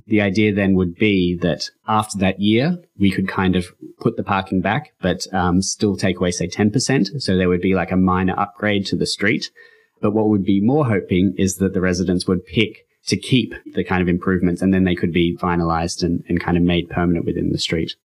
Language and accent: English; Sydney, New South Wales, Australia; moved away; also born or lived in Saudi Arabia / Copenhagen / United States; I, I grew up in Australia um, in kind of a fringe part of Sydney.